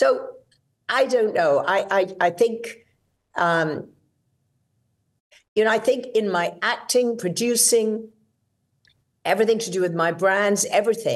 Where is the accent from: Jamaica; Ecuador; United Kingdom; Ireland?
United Kingdom; England; moved away as an adult; now in United States; as you can hear, I'm British. I was born and raised in England